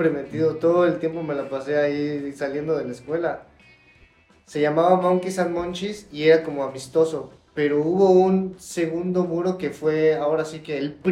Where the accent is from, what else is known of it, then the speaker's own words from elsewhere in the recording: Mexico City, Mexico; creciendo en Ciudad de México, iba bastante seguido, fui conociendo nuevos lugares